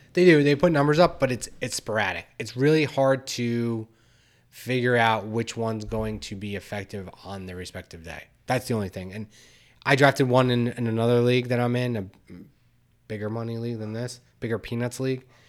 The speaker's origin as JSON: {"language": "English", "area": "Bergen County, New York area", "region": "New Jersey", "country": "United States", "tie": "born or raised there", "said": "I grew up in Bergen County, New York area, my whole life"}